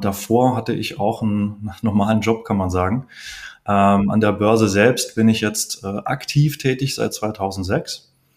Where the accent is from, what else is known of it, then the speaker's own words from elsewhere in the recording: Heidelberg, Baden-Württemberg, Germany; Bei mir, ich komme aus Heidelberg, ist das Heidelberg Zement, BASF, SAP